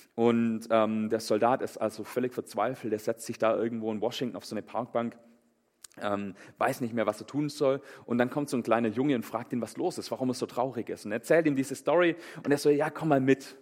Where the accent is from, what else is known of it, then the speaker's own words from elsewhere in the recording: Germany; bei uns in Deutschland